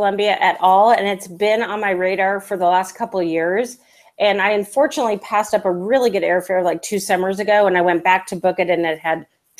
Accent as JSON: {"language": "English", "town": "San Diego", "region": "California", "country": "United States", "tie": "born or raised there"}